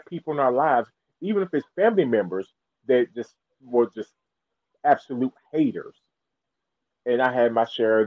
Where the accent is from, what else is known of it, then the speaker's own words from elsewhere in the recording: South Carolina, United States; I was born and raised in South Carolina.